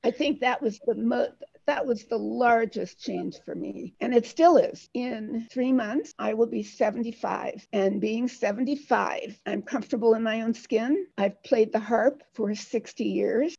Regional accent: Detroit, Michigan, United States; I was born in Detroit, Michigan

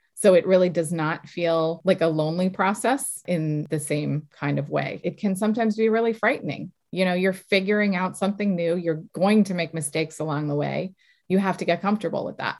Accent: south of Boston, Massachusetts, United States; I grew up south of Boston. I'm from Massachusetts

